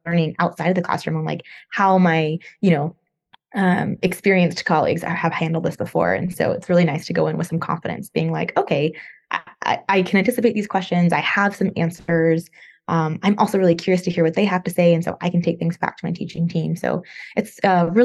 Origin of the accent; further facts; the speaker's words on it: Northern California, United States; moved away as an adult; also born or lived in Los Angeles, California / Chapel Hill, North Carolina; now in Virginia, United States; I'm from California. Grew up there, Northern California, but then I also lived in Southern California for a while, in LA area